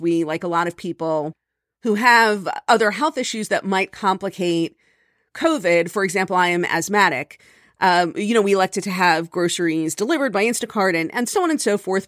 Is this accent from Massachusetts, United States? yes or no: no; Miami, Florida, United States; growing up in Miami